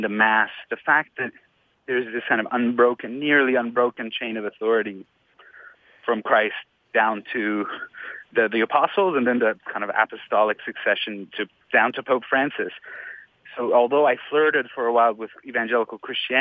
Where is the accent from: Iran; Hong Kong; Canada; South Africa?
Iran; moved away; Muslim born, Shiite born in Iran, because I was born and raised in Iran